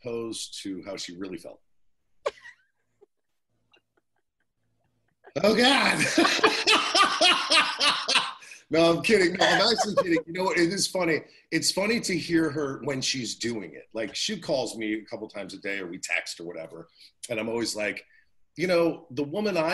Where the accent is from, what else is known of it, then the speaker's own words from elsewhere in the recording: New Jersey, United States; I'm from Jersey